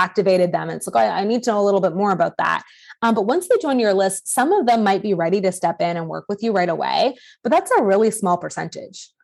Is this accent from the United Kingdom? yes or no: no; Canada; I'm Canadian